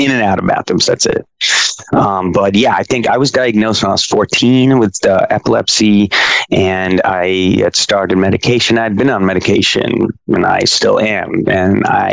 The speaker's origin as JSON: {"language": "English", "town": "Stamford", "region": "Connecticut", "country": "United States", "tie": "born or raised there", "also_born_or_lived": "New York City", "moved": "as an adult", "said": "I grew up in a couple places, I guess. But I grew up in Stamford, Connecticut"}